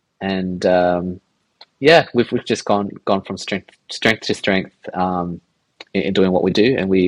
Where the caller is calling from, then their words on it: Sydney, New South Wales, Australia; also born or lived in London; We're calling from Sydney. I actually live pretty close, like on the city fringes